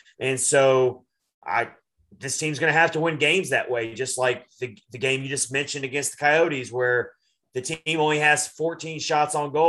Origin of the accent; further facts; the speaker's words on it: Nashville, Tennessee, United States; I'm from Nashville.